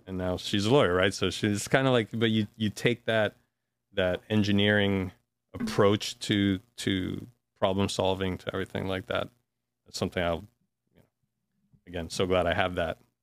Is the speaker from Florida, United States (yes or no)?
yes; Miami, Florida, United States; now in Austin, United States; I was born in Miami